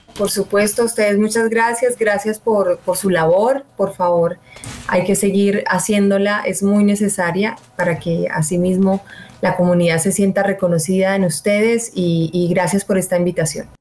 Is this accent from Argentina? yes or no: no; Armenia, Quindío, Colombia; moved away; also born or lived in Bogotá; soy de Armenia, pero viví mucho tiempo en Bogotá y volver a la tierra me ha conectado de nuevo con mi entorno, con mis raíces